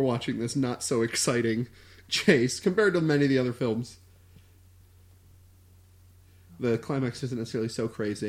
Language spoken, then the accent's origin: English; Voorhees, New Jersey, United States; I was born in Voorhees, New Jersey.